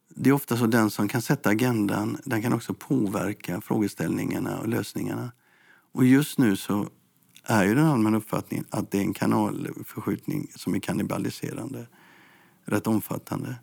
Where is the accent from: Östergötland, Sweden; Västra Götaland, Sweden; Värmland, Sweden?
Västra Götaland, Sweden; Gothenburg; Som göteborgare så säger jag